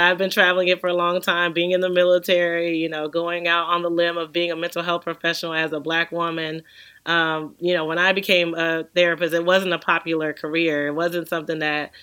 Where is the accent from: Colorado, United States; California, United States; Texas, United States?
Texas, United States; I grew up in Texas.